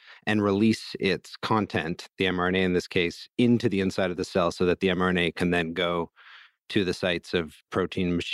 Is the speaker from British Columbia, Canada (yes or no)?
yes; Vancouver, British Columbia, Canada; my hometown of Vancouver